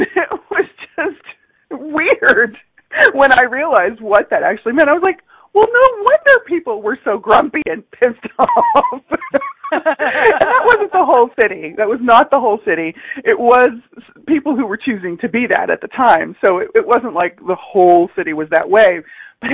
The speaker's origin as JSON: {"language": "English", "town": "Pasadena", "region": "Texas", "country": "United States", "tie": "born or raised there", "also_born_or_lived": "California", "said": "I grew up in the Pasadena, Texas area, Pasadena, Houston area"}